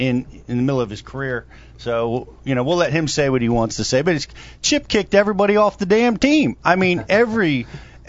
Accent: Philadelphia, Pennsylvania, United States; we're from the Philadelphia area, so we're Philadelphia Eagles fans

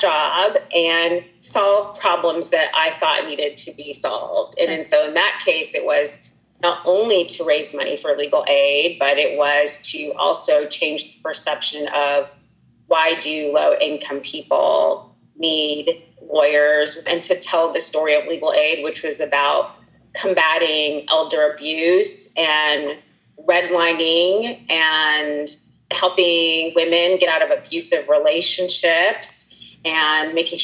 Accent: California, United States; moved away; also born or lived in Wisconsin; I like to call myself a free-range Californian because I was born and raised in California.

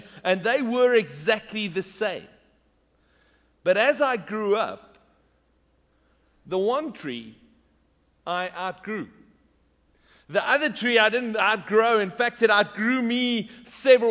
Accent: South Africa; moved away; when I was growing up in South Africa

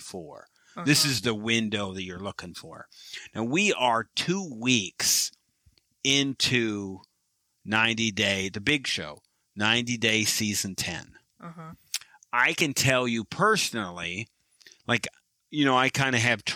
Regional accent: Michigan, United States; now in Texas, United States; I am from Michigan, a Red Wings fan. I am transplanted now to Texas

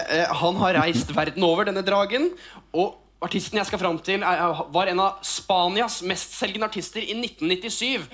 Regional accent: Oslo, Norway; vi vokste opp på Torshow sammen i, i, Oslo. Østkanten i Oslo

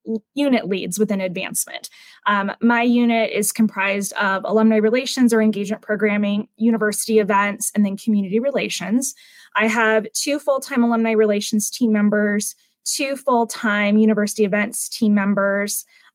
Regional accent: Hawaii, United States; I came to UNC from Hawaii on the Western Undergraduate Exchange Program.

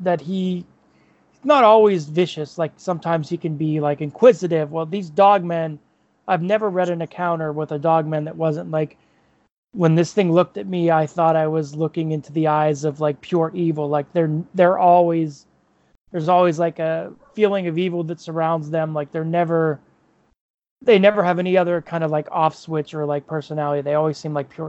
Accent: Chestnut Ridge area, Pennsylvania, United States; born or raised there

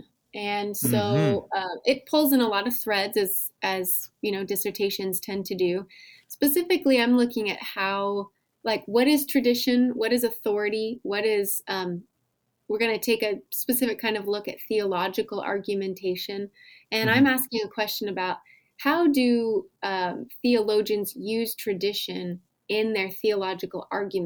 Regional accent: West Coast, United States; moved away as an adult; also born or lived in Southwest Michigan / Chicago; now in Lincoln, Nebraska, United States; I grew up on the West Coast

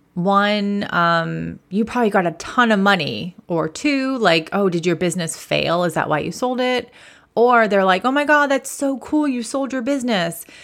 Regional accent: Massachusetts, United States; I'm from Massachusetts. I am a proud masshole, as we like to call ourselves.

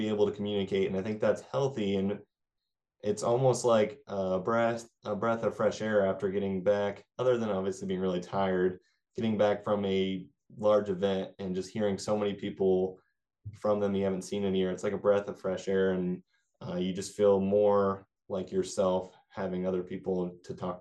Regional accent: Clay Center, Kansas, United States; where I grew up in Clay Center, Kansas.

